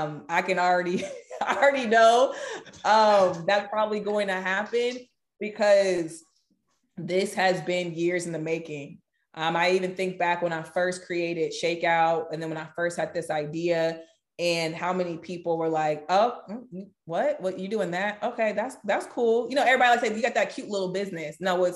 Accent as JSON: {"language": "English", "region": "California", "country": "United States", "said": "I'm from Cali. Like, we love people."}